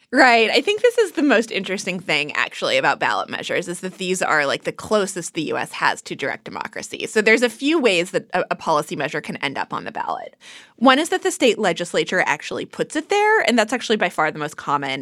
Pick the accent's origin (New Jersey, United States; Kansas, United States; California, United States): Kansas, United States; I'm actually from Kansas